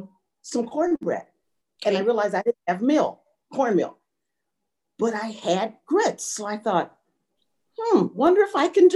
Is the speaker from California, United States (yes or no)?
no; Chicago, Illinois, United States; now in South Carolina, United States; we were growing up in Chicago, always a garden and always collard greens